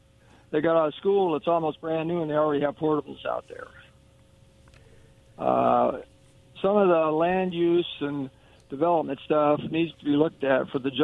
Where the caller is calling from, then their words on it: Kennewick, Washington, United States; This is … in Kennewick.